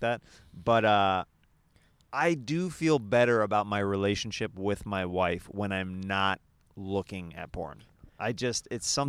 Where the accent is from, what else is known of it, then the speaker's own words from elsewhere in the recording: Kansas, United States; the way I was raised in Kansas